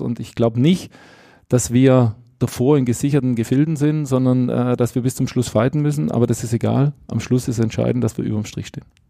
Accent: Stuttgart, Baden-Württemberg, Germany; moved away as an adult; also born or lived in Bochum; now in Salzburg, Austria; wenn ich an meine Heimat denke, äh, in Stuttgart oder jetzt, wo wir jetzt mit der Familie leben, in, in Salzburg

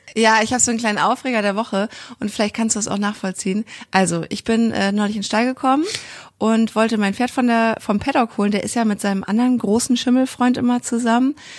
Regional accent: Kiel, Schleswig-Holstein, Germany; Ich komme ja auch aus Kiel

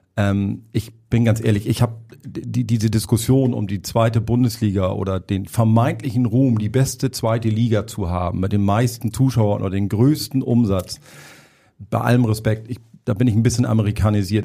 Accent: Hamburg, Germany; ich bin gebürtiger Hamburger auch, also ich verstelle mich jetzt hier nicht mit der Stimme, mein Dialekt ist so

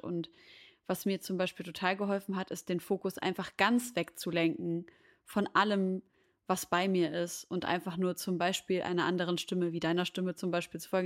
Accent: Syria; moved away; Syrien als meine Heimat

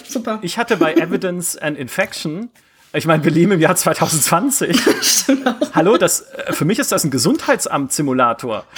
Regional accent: Germany; ich bin ja auch an, in der Nähe der französischen Grenze aufgewachsen

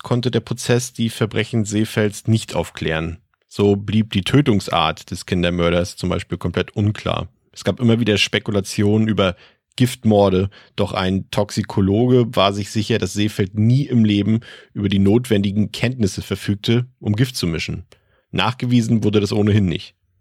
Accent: Mecklenburg-Vorpommern, Germany; aus meiner Heimat, aus Mecklenburg-Vorpommern

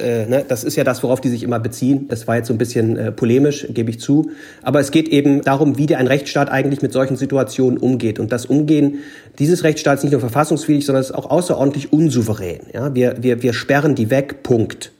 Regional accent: Gorleben area, Lower Saxony, Germany; ich komme ja aus der Ecke

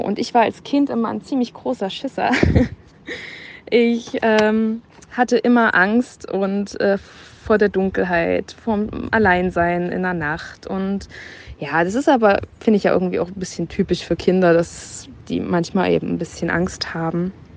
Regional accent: Dresden, Saxony, Germany; ich komme aus Dresden

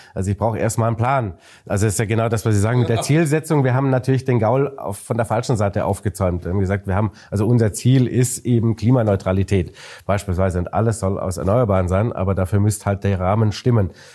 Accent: Bavaria, Germany; jetzt kommen wir ja aus Bayern

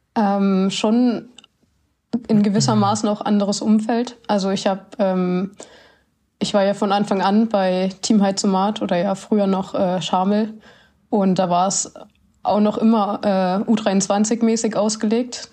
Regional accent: Sonnewalde, Brandenburg, Germany; moved away; Ich komme aus Sonnewalde.

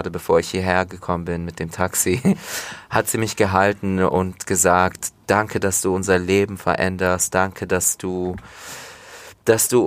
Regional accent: Turkey; da spricht man auch nur Alttürkisch. Und das ist meine Heimat. Da sind immer noch meine, meine Großeltern

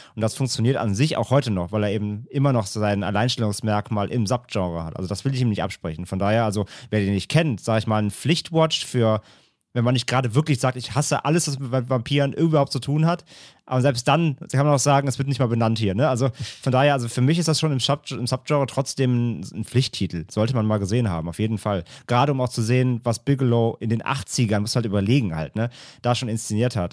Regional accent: Rhineland, Germany; ich komme aus dem Rheinland

